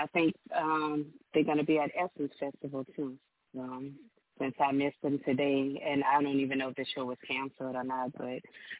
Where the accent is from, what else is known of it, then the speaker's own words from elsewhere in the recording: Louisiana, United States; Even though I'm from Louisiana